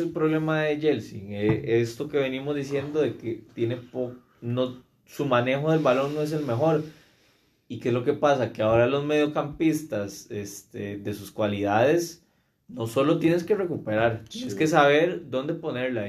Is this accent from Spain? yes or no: no; Costa Rica; como un tico